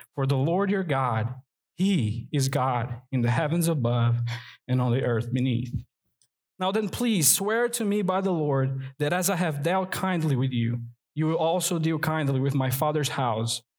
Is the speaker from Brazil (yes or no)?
yes; Rio de Janeiro, Brazil; now in North Carolina, United States; I'm from Brazil, and there it's a tropical country. And in the New Year's Day, we go to the beach to celebrate. And I grew up doing